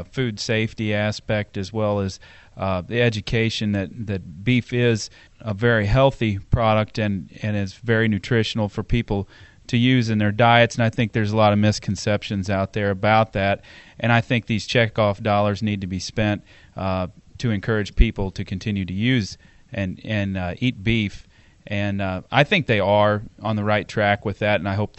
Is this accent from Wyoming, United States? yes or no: no; Marthasville, Missouri, United States; I'm from Marthasville, Missouri.